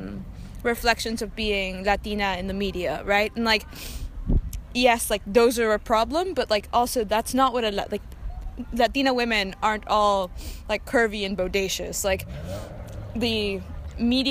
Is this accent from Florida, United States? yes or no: yes; Miami, Florida, United States; born or raised there; first language Spanish; English is a second language; moved away as an adult; also born or lived in Argentina; now in North Carolina, United States